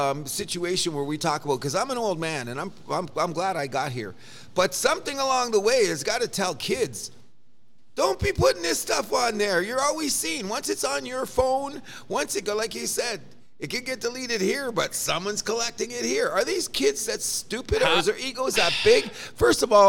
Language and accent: English; Canada; I, as a Canadian